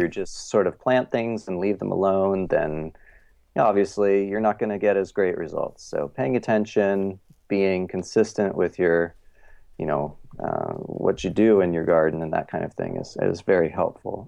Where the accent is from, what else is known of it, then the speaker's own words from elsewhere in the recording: Eugene, Oregon, United States; also born or lived in Ohio; now in Portland, United States; I'm from Oregon, and I grew up kind of in a, you know, a, like a small hippie college town, Eugene, Oregon